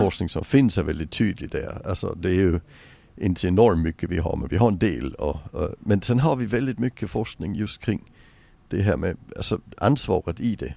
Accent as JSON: {"language": "Swedish", "country": "Sweden", "also_born_or_lived": "England", "said": "som svensk"}